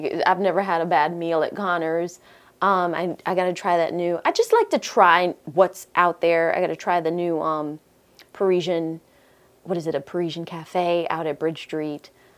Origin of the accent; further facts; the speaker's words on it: Jamaica; I'm Jamaican at the end of the day, so I love oxtails.